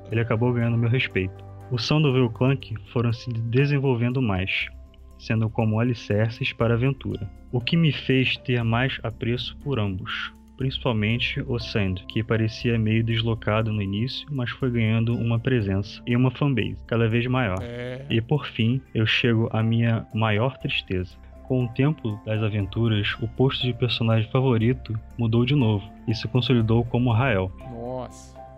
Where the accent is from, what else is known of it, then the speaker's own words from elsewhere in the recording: Curitiba, Paraná, Brazil; sou engenheiro eletricista, programador Java Android. Eu sou daqui de Curitiba também.